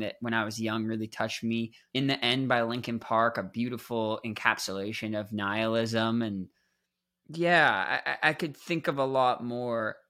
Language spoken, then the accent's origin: English; Toronto, Ontario, Canada; I'm this kid growing up in Toronto, Canada